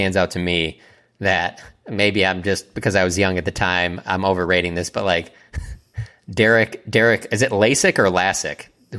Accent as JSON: {"language": "English", "region": "Michigan", "country": "United States", "tie": "born or raised there", "said": "growing up in Michigan"}